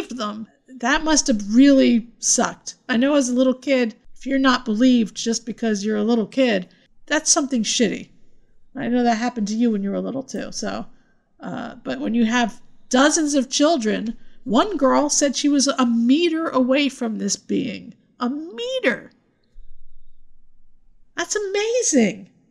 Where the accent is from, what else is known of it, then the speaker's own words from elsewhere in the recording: United States; we're from Jersey and New York